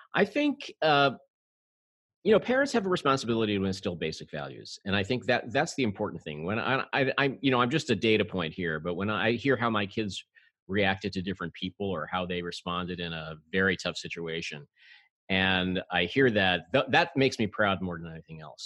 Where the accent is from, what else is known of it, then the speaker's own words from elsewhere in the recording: New York City, New York, United States; I'm a native New Yorker